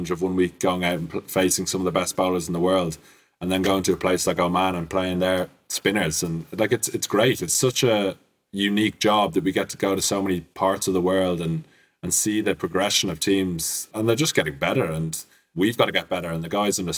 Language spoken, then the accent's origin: English; Ireland; us as an Irish team